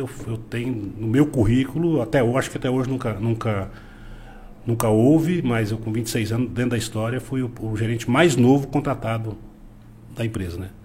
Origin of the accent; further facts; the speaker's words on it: Cascavel, Paraná, Brazil; moved away as an adult; also born or lived in Rio Verde, Goiás; now in Mineiros, Brazil; sou natural de Cascavel, no Paraná